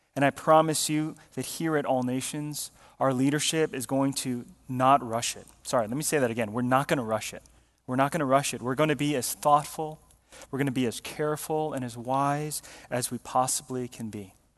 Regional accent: Georgia, United States; we grew up in Georgia

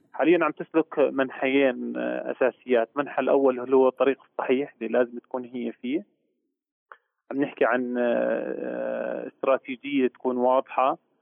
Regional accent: Jordan; عندنا في الاردن

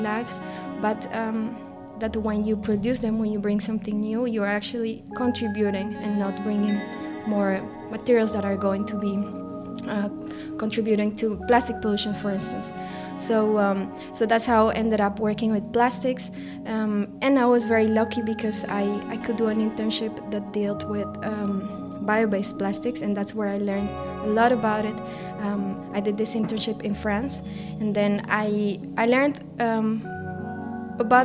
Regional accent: Colombia; moved away; I grew up in Colombia

